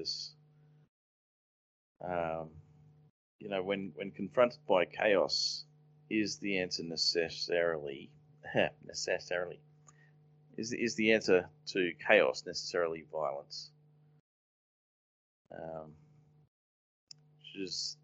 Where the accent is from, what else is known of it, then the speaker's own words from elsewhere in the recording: Australia; as an Australian